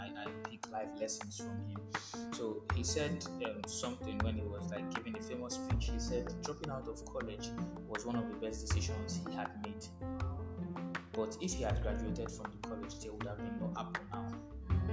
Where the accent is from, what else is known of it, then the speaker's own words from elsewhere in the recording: Nigeria; as a Nigerian